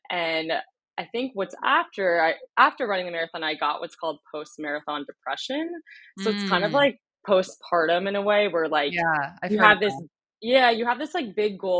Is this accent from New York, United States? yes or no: yes; Westchester, New York, United States; moved away as an adult; also born or lived in Washington, D.C. / Charlottesville, Virginia; now in Kansas City, United States; I'm from New York. I grew up outside of New York City in the suburbs in Westchester, about an hour north of New York City. Went to high school there.